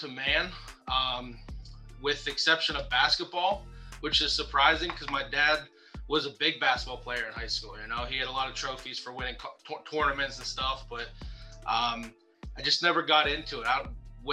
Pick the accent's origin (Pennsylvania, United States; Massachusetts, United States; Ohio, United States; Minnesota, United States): Pennsylvania, United States; Western; growing up in Western PA